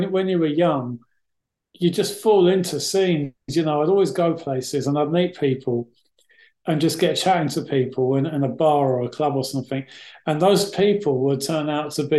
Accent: London, United Kingdom; I grew up in West London

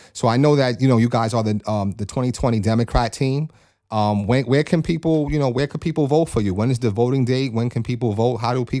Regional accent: New York, United States; now in Lawnside area, New Jersey, United States; I'm from a small town in New York

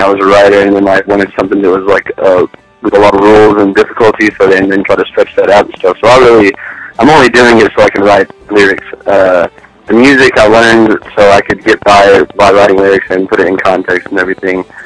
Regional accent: Roby, Texas, United States; also born or lived in Sweetwater, Texas / Levelland, Texas; now in Lubbock, United States; I'm from Roby, Texas. Roby and Sweetwater, actually. I lived in between the two of them, and uh, I always switched schools between the two

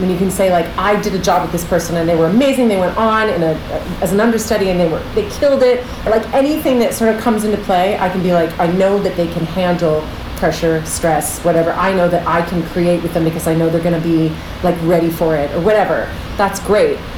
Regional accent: Pickering, Ontario, Canada; now in New York, United States; I grew up in Toronto, Canada, just outside of Toronto, in this little town called Pickering

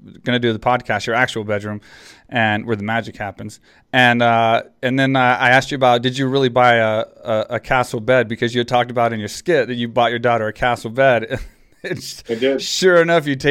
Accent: small town Texas, United States; moved away as an adult; also born or lived in Houston, Texas; now in San Jose, United States; I grew up in small town Texas and then moved into the city

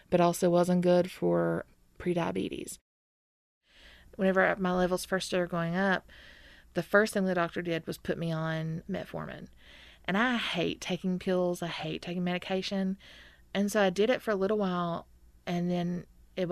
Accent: McRoberts, Kentucky, United States; I'm from McRoberts, Kentucky

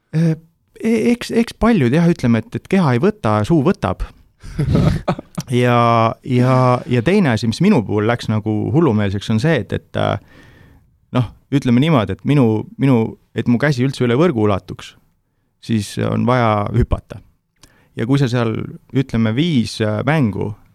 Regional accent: Türi, Järva County, Estonia; ma olen Türilt pärit

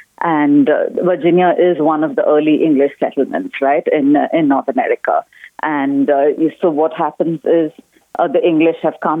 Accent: South India, India; moved away as an adult; also born or lived in Syracuse, New York; now in Keene, United States; I was born in India, in the southern part of India, and I came to Syracuse in New York to go to graduate school

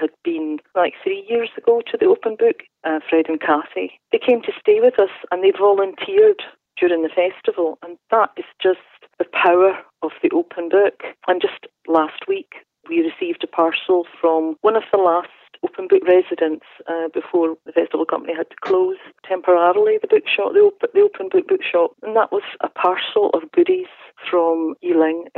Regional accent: Wigtownshire, Scotland, United Kingdom; growing up in Wigtownshire

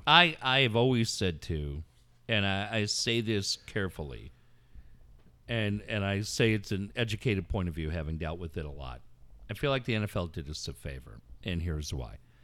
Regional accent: Cardiff, California, United States; I grew up in Cardiff

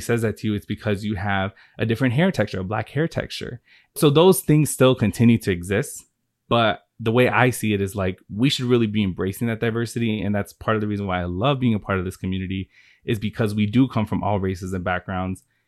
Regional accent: Chicago, Illinois, United States; I'm originally from Chicago, born and raised.

